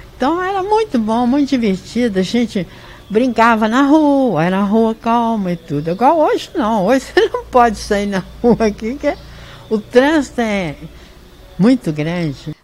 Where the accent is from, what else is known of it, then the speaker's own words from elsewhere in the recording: Pará de Minas, Minas Gerais, Brazil; a minha cidade natal que eu amo de paixão. Gosto muito daqui e tem prazer de ter nascido aqui